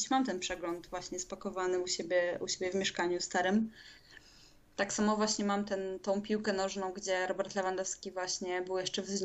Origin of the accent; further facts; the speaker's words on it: Warsaw, Masovian Voivodeship, Poland; moved away; Ja z Warszawy